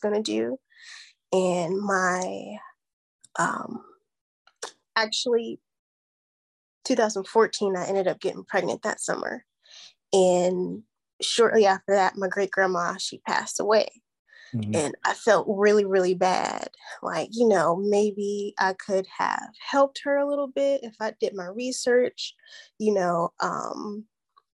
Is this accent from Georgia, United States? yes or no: yes; Atlanta, Georgia, United States; also born or lived in Youngstown, Ohio; now in Phoenix, United States; I grew up in Atlanta, Georgia